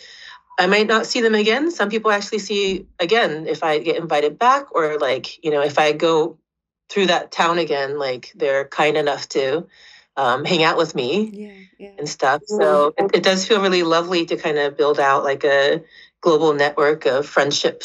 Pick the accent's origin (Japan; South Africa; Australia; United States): Japan; now in Vancouver, Canada; I grew up kind of between Osaka and Kyoto and Japan